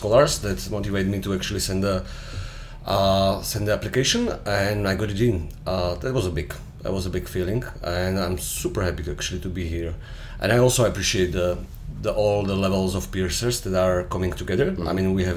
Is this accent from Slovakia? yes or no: yes; Slovakia; I'm from Slovakia, based in Bratislava